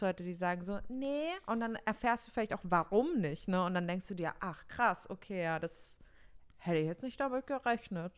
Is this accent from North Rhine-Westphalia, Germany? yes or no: no; Bavaria, Germany; moved away; ich komme aus Bayern